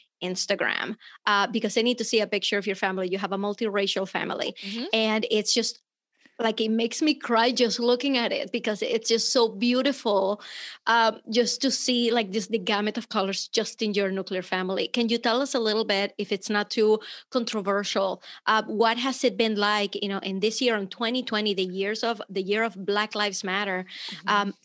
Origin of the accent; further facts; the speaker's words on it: Venezuela; moved away; I'm from Venezuela, but unless I open my mouth, people just think I'm American.